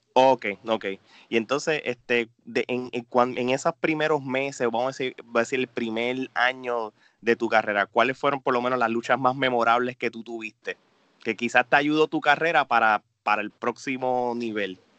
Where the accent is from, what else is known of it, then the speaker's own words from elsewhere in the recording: Puerto Rico; somos nos criamos juntos en Puerto Rico